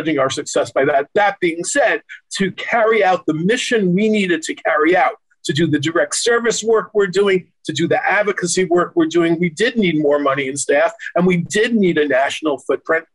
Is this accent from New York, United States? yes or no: yes; New York, United States; my hometown, New York